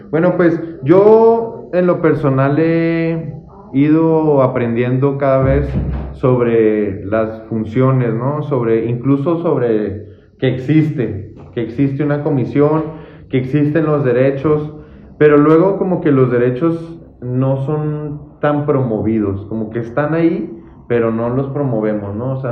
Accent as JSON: {"language": "Spanish", "town": "Santa Bárbara", "region": "Chihuahua", "country": "Mexico", "tie": "born or raised there", "said": "Crecí en Santa Bárbara."}